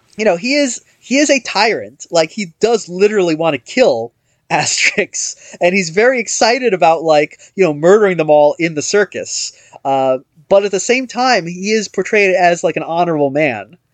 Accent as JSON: {"language": "English", "country": "United States", "said": "as an American"}